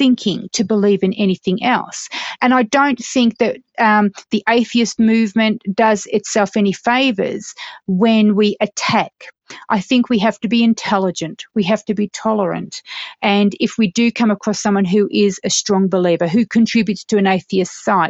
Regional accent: Australia; also born or lived in United Kingdom; now in Colorado, United States; I'm a British-born, Australian-raised female, presently living in the beautiful Colorado, United States

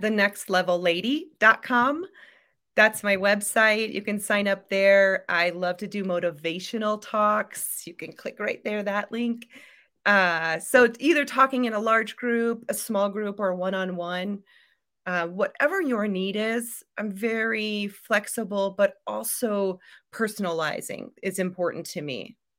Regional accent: Iowa, United States; I'm from Iowa

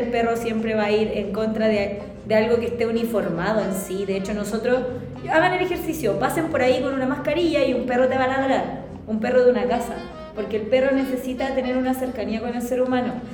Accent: Chile; los chilenos somos así

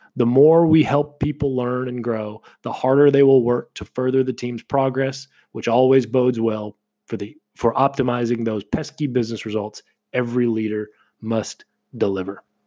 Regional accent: Kentucky, United States; moved away; also born or lived in Florida; where I was from in Kentucky

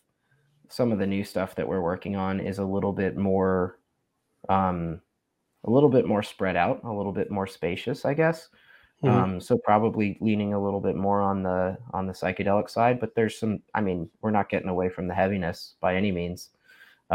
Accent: Raleigh, North Carolina, United States; we're from Raleigh.

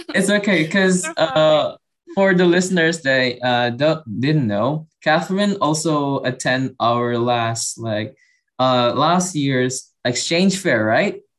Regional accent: Indonesia; also born or lived in Padang; I'm from Indonesia

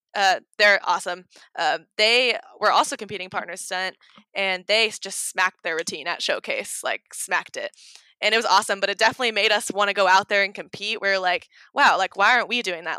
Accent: Oregon, United States; now in Kentucky, United States; I'm from Oregon and I moved to Kentucky

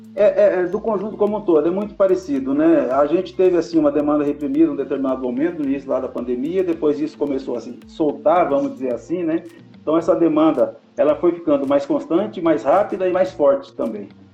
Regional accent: São José do Rio Preto, São Paulo, Brazil; um conterrâneo nosso aqui de Rio Preto

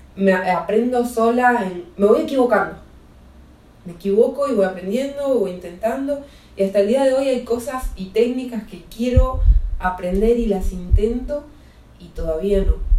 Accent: Neuquén, Argentina; now in Mexico; allá en Neuquén, de donde soy oriunda

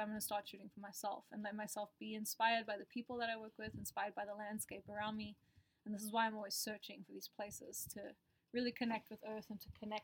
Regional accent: South Africa; moved away as an adult; South African, born and raised. So I was there until I was about 19, and then my family moved out here

